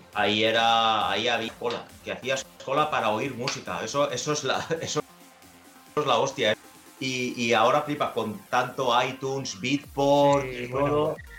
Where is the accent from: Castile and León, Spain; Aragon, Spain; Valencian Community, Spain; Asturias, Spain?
Valencian Community, Spain; soy de, Valencia, de hecho me crié en, un pequeño pueblo que se llama Musajes